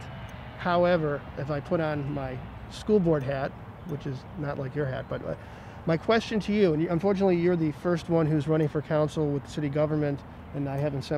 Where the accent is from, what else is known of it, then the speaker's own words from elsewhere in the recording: East Delmore, Ohio, United States; I grew up and lived on East Delmore